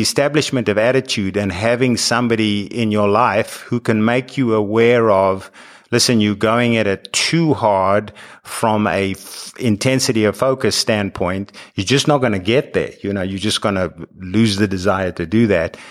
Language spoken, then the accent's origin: English; South Africa; moved away as an adult; now in United States; growing up in South Africa where the Comrades Marathon is the thing